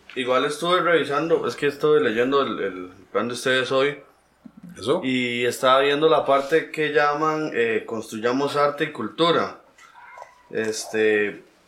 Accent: Mercedes Norte, Heredia, Costa Rica; yo soy de Mercedes Norte, nací en Mercedes Norte, después vine para acá

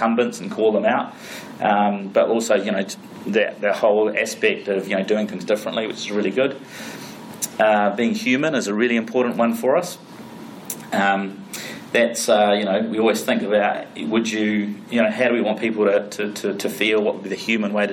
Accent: New Zealand; we're from New Zealand, we're from the farm

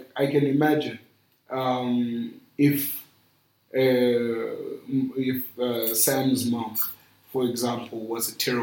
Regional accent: Zimbabwe; moved away

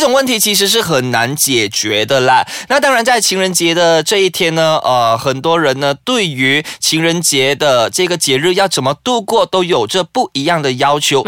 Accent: George Town, Penang, Malaysia; 因为我家乡Penang嘛

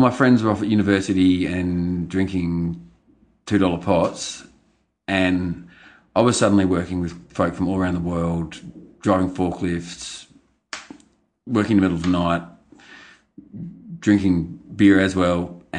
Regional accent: Yarra Glen, Victoria, Australia; I grew up in Yarra Valley, in Yarra Glen, in fact, in the same house I now live in.

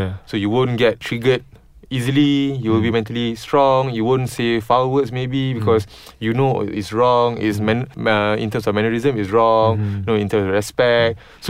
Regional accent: Malaysia; we're Malaysians

